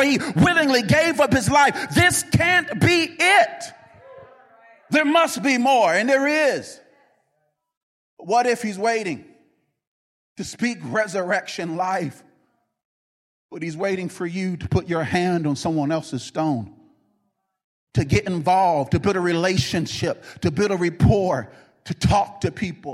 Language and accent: English; North Carolina, United States; I'm from North Carolina, and we say you're holding up a front.